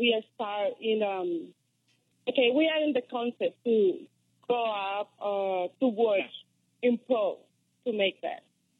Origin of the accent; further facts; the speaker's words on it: Colombia; English is a second language; moved away; I'm Latina, African descendant, but Latina from Colombia. Then that's why my accent.